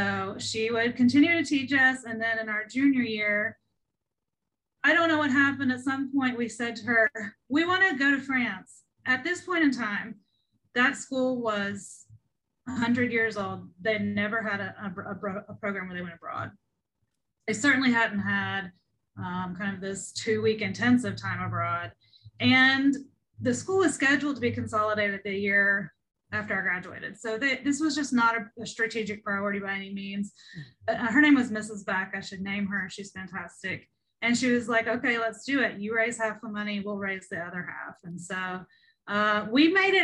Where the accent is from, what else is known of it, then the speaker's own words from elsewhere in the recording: Ohio River Valley, West Virginia, United States; I grew up in a really rural area in Appalachia. I'm from West Virginia, over in the Ohio River Valley area